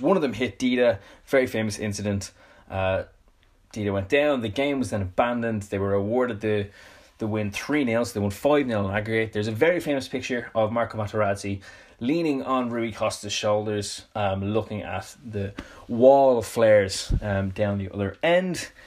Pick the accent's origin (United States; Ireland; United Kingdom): Ireland; Dublin, Leinster; I'm from Dublin, um, in Ireland.